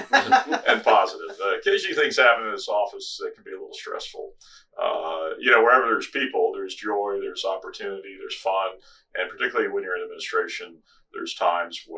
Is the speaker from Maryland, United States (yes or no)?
yes; Washington, D.C. area, suburban Maryland, United States; I grew up in Washington, D.C. area, Maryland side of D.C.